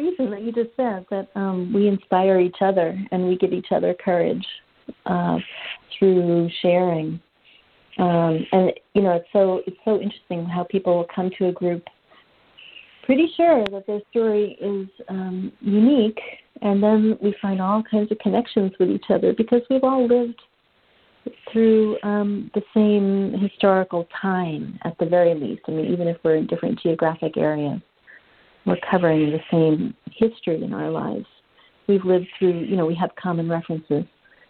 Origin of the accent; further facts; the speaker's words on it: Manhattan, New York, United States; which was really difficult for me because I grew up in Manhattan, like I said.